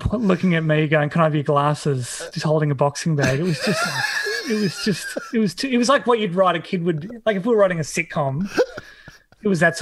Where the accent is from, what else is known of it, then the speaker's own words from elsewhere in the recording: Hobart, Tasmania, Australia; I grew up in Tassie in Hobart in suburb called Glenorchy